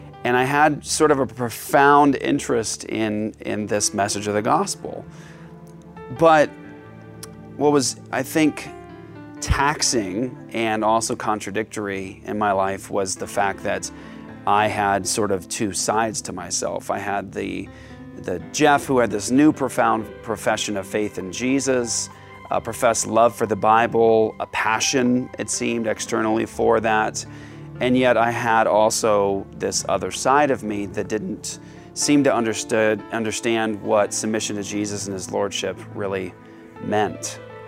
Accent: Japan; I started in judo. And growing up in Japan, I grew up doing two separate martial arts systems at different martial arts schools.

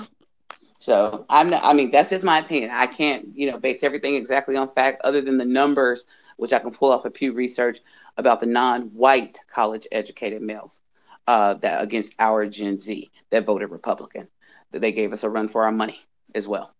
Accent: Indiana, United States; also born or lived in the South; I grew up in Indiana

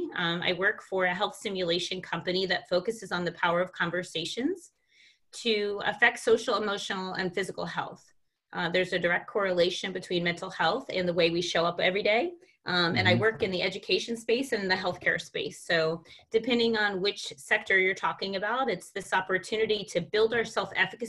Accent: New Jersey, United States; moved away; also born or lived in East Coast between Washington, D.C., and Florida; I grew up in New Jersey

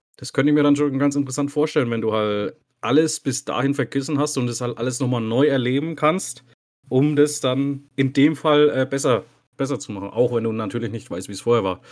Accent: Bad Staffelstein, Bavaria, Germany; ich bin gebürtiger Staffelsteiner.

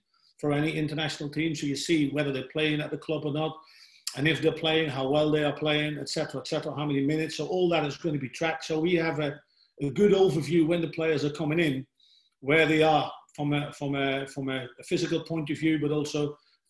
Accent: Netherlands; moved away as an adult; also born or lived in England; I come from Holland, which is one of the smaller nations.

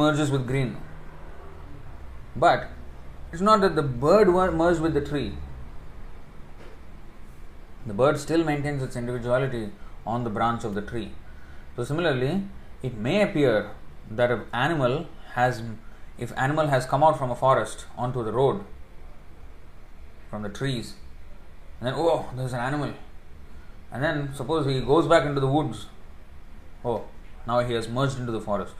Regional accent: India; moved away; I came from India

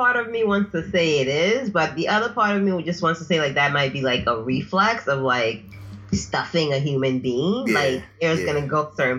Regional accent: Nigeria; moved away; I'm African. I'm from the African continent, duh. But more specifically, Nigeria.

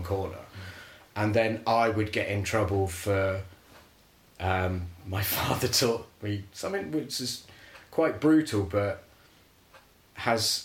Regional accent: Andover, South East England, United Kingdom; I grew up in Andover, down in Hampshire

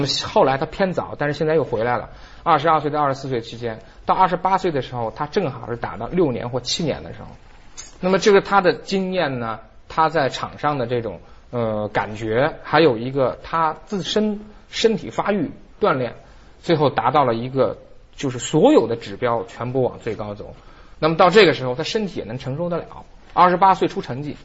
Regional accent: Beijing, China; 咱们北京话叫什么范儿

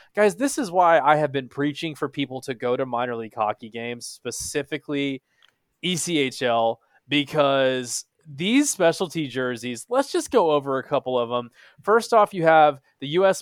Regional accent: Texas, United States; I was born and raised in Texas

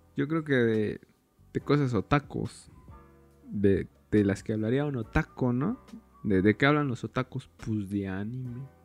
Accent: State of Mexico, Mexico; soy del Estado de México

